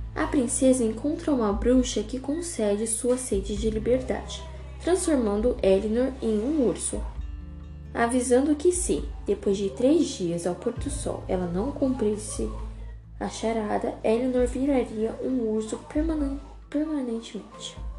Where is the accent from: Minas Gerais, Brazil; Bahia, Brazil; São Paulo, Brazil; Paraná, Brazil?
Paraná, Brazil; Colorado; sou do Paraná, Colorado, Brasil